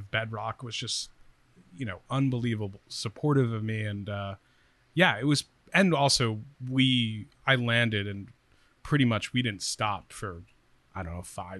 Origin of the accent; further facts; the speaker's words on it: New York City, New York, United States; moved away as an adult; also born or lived in Warwick, New York; Yeah, I grew up in Staten Island and then a place called Warwick, New York, which is about an hour north of the city.